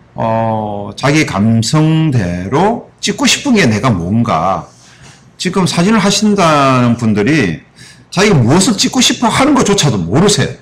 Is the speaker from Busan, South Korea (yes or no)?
yes; Busan, South Korea; moved away; 저는 고향이 부산이라